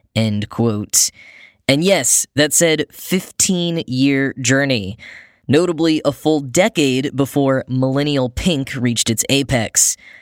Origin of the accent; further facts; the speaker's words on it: Dallas, Texas, United States; my hometown, the Dallas-Fort Worth Metroplex.